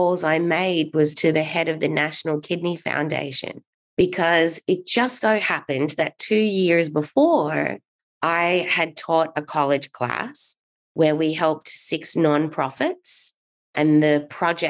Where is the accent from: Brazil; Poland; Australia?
Australia; moved away as an adult; now in Los Angeles, United States; I am from Australia. And I moved over to the US when I was 22 in 2003.